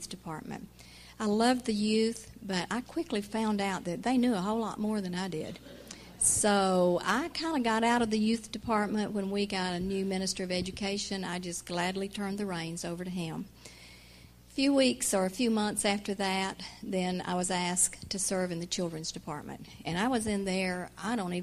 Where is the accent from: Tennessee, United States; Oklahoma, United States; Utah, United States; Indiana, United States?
Oklahoma, United States; now in Rock Hill, United States; I did not grow up in Rock Hill. I grew up in Oklahoma.